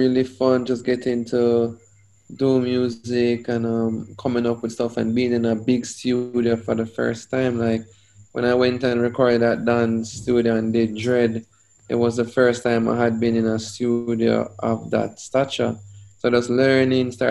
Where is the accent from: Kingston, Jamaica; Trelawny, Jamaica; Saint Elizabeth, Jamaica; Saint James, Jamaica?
Saint Elizabeth, Jamaica; also born or lived in Manchester, Jamaica; I was born in St. Elizabeth, west side of Jamaica, very rural area.